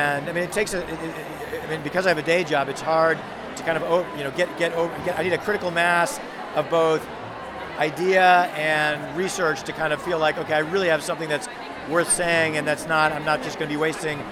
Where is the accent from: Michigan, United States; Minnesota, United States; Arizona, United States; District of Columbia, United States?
District of Columbia, United States; Washington; I'm from Washington, D.C. in the United States